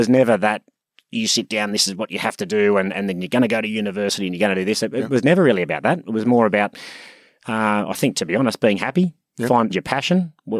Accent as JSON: {"language": "English", "town": "Sydney", "region": "New South Wales", "country": "Australia", "tie": "born or raised there", "said": "Grew up in Sydney, born and raised in Sydney. Awesome childhood, great family. One of four boys."}